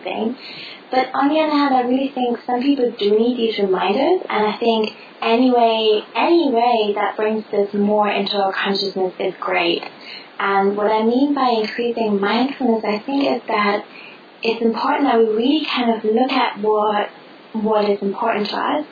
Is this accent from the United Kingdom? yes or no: no; Germany; English is a second language; moved away; Germany's my home country